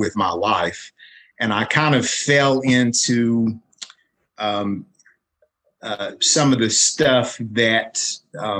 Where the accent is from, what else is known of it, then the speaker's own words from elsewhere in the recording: Williamson, West Virginia, United States; my hometown, which is Williamson in Mingo County, West Virginia